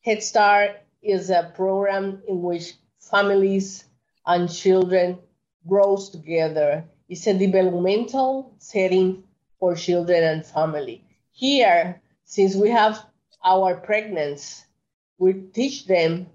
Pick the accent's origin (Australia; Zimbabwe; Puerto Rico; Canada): Puerto Rico; Carolina; moved away as an adult; now in New York, United States; I'm 100% Puerto Rican. I was born in Puerto Rico, in Carolina, Puerto Rico. My parents are from Puerto Rico